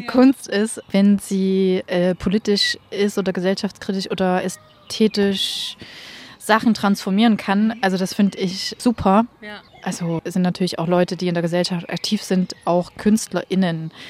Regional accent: Leipzig, Saxony, Germany; also ich wohne ja jetzt, ich bin ja aus Leipzig und habe sozusagen die Entwicklung von äh, Frauen, also Produzentinnen und DJs äh, in der Szene äh, über zehn Jahre mit sozusagen verfolgt

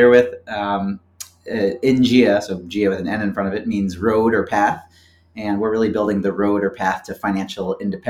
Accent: Philadelphia, Pennsylvania, United States; I was born and raised in Philadelphia

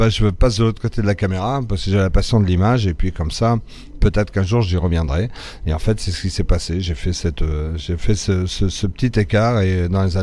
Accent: Morocco; dans mes premières années au Maroc, mon père était dans, la France libre, il était démobilisé au Maroc, et il s'est dit, ah, c'est chouette, il fait chaud ici

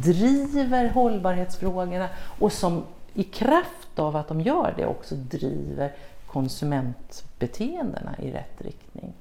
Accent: Sweden

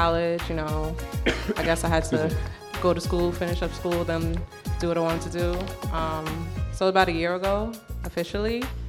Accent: Long Island, New York, United States; also born or lived in Brooklyn, New York; I'm from Long Island. Born in Brooklyn. 92.

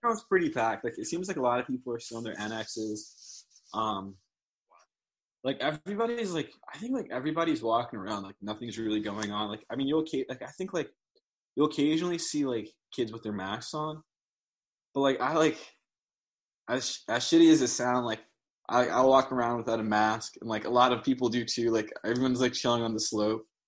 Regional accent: New Jersey, United States; moved away as an adult; now in Ithaca, United States; I'm from Jersey, and like in Jersey, like I mean, like I used to like always like run around like outside when I was a kid

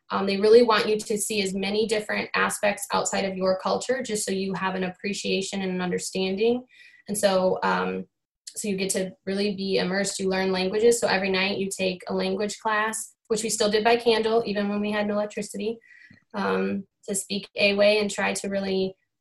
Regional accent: Rockford, Illinois, United States; also born or lived in Winnebago, Illinois; I born and raised in Rockford

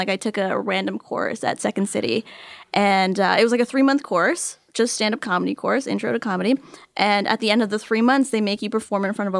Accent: New York City, New York, United States; moved away; also born or lived in Canada; I'm a dual citizen. I was born and raised in New York.

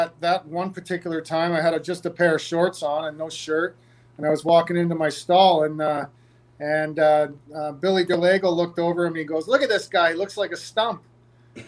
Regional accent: Markham, Ontario, Canada; also born or lived in Toronto; my my hometown there in Markham

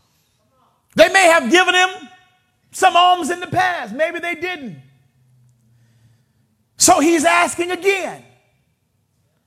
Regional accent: Vallejo, California, United States; I grew up in a neighborhood. Some of you may be familiar with the Country Club Crest, Triple C's. I grew up right there in the Crest

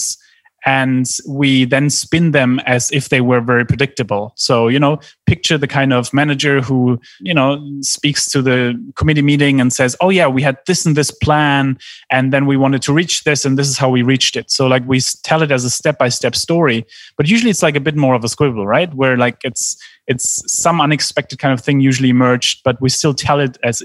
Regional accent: Germany; I grew up in Germany

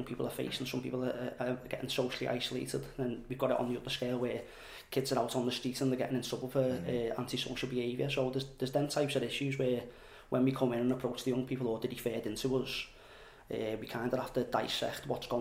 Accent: Halewood, North West England, United Kingdom; I'm from Halewood

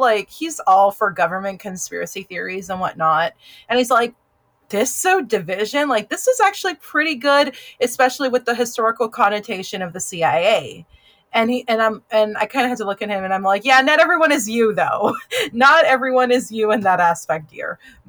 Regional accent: the South, United States; As a Southerner, again, I don't understand right.

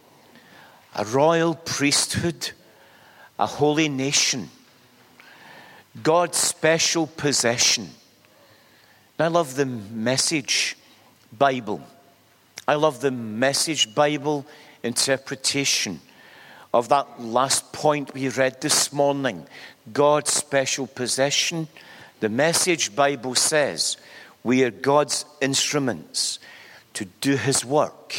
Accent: Glasgow, Scotland, United Kingdom; accent: Glasgow; I was born in Glasgow in the 1950s. I just made the 1950s, and no more. I speak with a Glasgow accent

